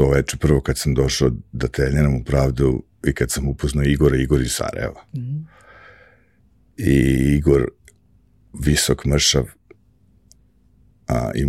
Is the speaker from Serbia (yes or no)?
yes; Belgrade, Serbia; moved away as an adult; now in New York, United States; ja sam došao iz Beograda pre, kad? Pre godinu i po dana